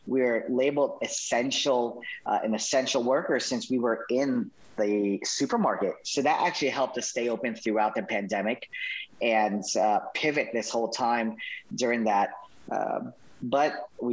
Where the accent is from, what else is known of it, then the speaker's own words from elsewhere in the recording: Winter Park, Florida, United States; I'm from Winter Park, from Orlando, Florida.